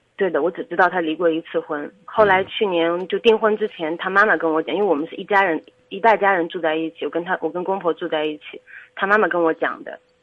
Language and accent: Chinese; Luoyang, Henan, China; moved away as an adult; now in Zhengzhou, China; 我家是洛阳